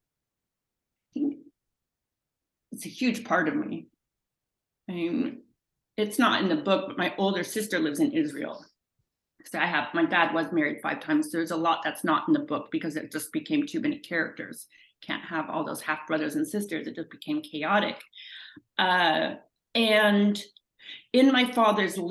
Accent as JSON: {"language": "English", "country": "Canada", "said": "I'm Canadian"}